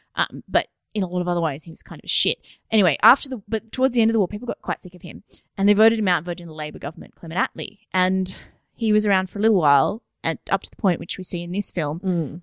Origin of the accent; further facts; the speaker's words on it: Australia; as being Australian